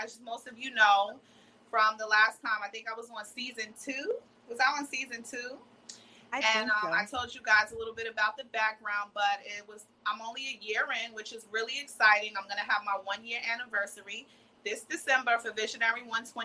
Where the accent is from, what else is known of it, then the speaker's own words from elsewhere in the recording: Freeport, New York, United States; I'm from Long Island, New York